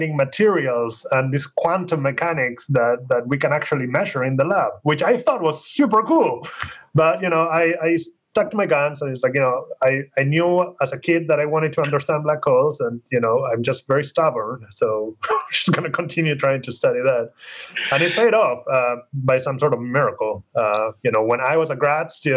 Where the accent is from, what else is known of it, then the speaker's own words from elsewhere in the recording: Argentina; moved away as an adult; now in United States; I grew up in Argentina. I went to school there. I started university there